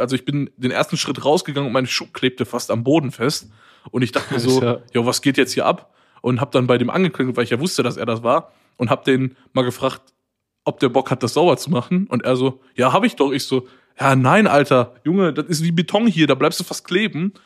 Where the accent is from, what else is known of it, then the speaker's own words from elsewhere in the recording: Waltrop, North Rhine-Westphalia, Germany; moved away as an adult; now in Cologne, Germany; ich komme ja eigentlich aus Waldrop, das ist neben Dortmund und studiere aber in Köln und wohne hier auch.